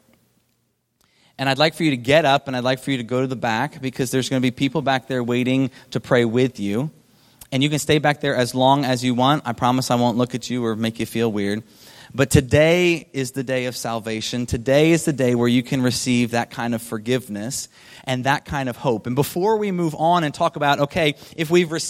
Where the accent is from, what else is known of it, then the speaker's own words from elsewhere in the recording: Delaware, United States; I grew up in Delaware on the East Coast.